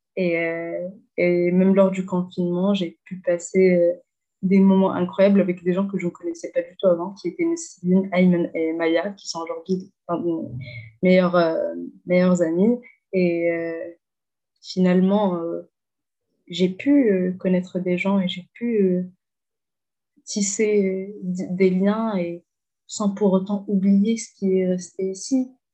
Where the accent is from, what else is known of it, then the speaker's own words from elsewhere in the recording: Hammamet, Tunisia; French is a second language; moved away as an adult; also born or lived in Zarzis, Tunisia; now in Alsace, France; je suis tunisienne. j'ai grandi tunisienne